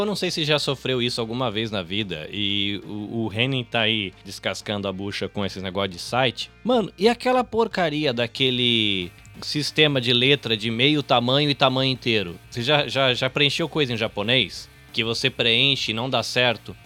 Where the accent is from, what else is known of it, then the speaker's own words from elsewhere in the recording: Brazil; now in Japan; eu, como brasileiro